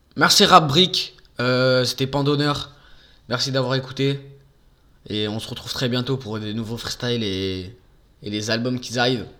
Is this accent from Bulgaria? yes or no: no; Marseille, Provence-Alpes-Côte d'Azur, France; moved away; also born or lived in Bourgoin-Jallieu; moi, je suis né à Marseille. J'habitais euh, pendant 12 ans à Marseille j'ai fait ma vie à Marseille